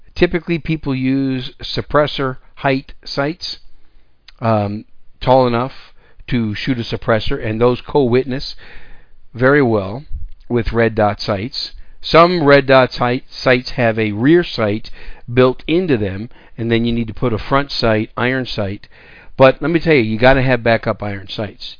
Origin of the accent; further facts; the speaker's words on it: Wisconsin, United States; also born or lived in Texas; now in San Antonio, United States; I grew up in Wisconsin. I'm a, I'm a former cheesehead, and that's my home state.